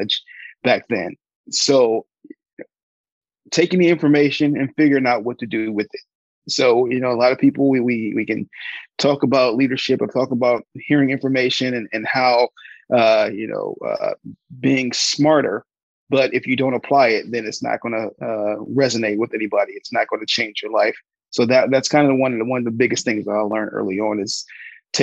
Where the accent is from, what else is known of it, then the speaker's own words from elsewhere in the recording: Palmer Park, Maryland, United States; I was born in Palmer Park, Maryland. A little small town. It was like 14 of us to a 2-bedroom house.